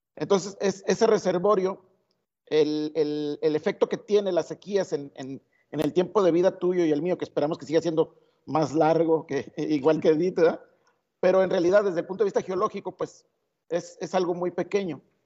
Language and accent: Spanish; Mexico; somos solidarios los mexicanos